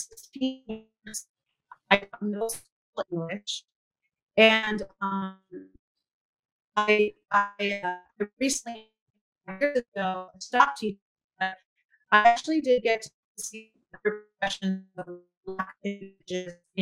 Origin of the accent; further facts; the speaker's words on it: United States; I am Mexican American, born here, but have Mexican parents